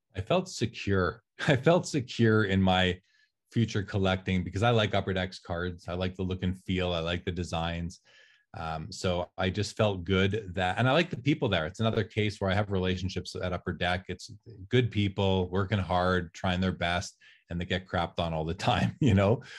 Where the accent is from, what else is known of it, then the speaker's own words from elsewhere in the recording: Canada; I'm Canadian, I'm in Canada